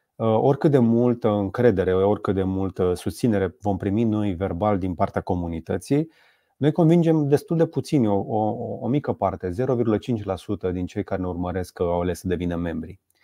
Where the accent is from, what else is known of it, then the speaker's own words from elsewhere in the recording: Romania; first language Romanian; suntem români